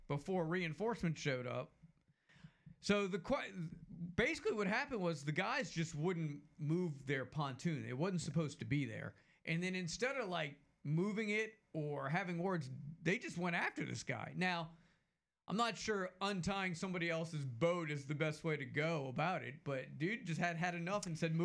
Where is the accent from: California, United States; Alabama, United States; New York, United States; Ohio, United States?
Alabama, United States; Mobile; I told him I was from Mobile. He asked me if I knew his brother. Told him it was a slim chance Mobile's a larger city.